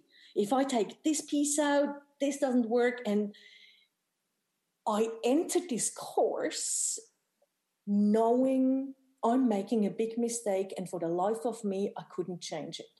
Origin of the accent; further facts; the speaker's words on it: Bern, Switzerland; Bern, my hometown in Switzerland